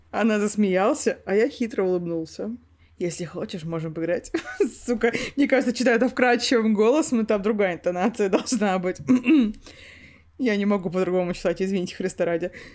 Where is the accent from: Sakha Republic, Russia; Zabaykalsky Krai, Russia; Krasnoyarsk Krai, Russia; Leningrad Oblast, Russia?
Sakha Republic, Russia; Yakutia; Мы оба из Якутии. У нас один язык.